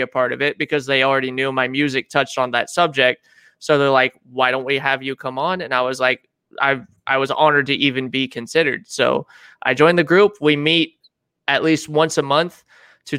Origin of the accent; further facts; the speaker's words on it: Auburn, California, United States; also born or lived in Miami Beach, Florida / Georgetown, California / Garden Valley, California; from the Georgetown Garden Valley area, I grew up there for a few years, and then we came up to Auburn and been in Auburn ever since